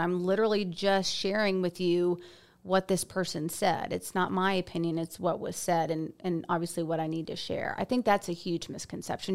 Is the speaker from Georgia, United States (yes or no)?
yes; Stone Mountain, Georgia, United States; moved away as an adult; now in Auburn, United States; I'm a Stone Mountain girl, Parkview High School. Uh, Camp Creek Elementary, Trickham Middle School, and, and Parkview High School